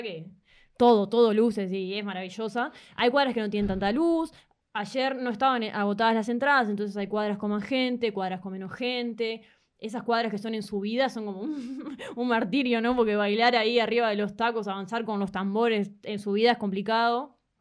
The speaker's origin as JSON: {"language": "Spanish", "town": "Toronto", "region": "Ontario", "country": "Canada", "tie": "born or raised there", "also_born_or_lived": "Uruguay", "said": "Soy canadiense, pero mis padres son uruguayos"}